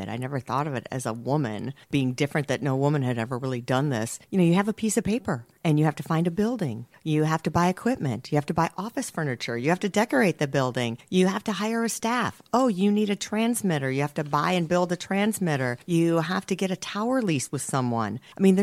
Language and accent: English; Farmington Hills, Michigan, United States; moved away as an adult; now in Houston, United States; Farmington Hills is where I grew up